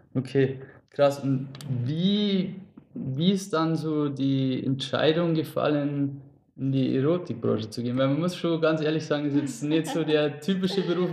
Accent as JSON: {"language": "German", "region": "Lower Bavaria", "country": "Germany", "said": "wir wohnen ja ursprünglich gar nicht so weit auseinander. also wir sind beide aus dem Raum Niederbayern"}